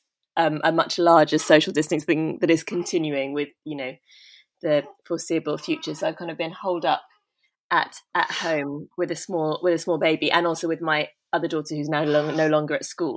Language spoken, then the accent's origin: English; London, United Kingdom; I was born in London and kind of educated there, sort of in southwest London, sort of suburbia. And I still live in London